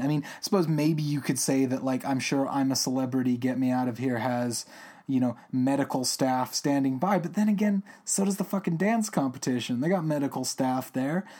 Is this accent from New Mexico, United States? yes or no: yes; Albuquerque, New Mexico, United States; my home state of New Mexico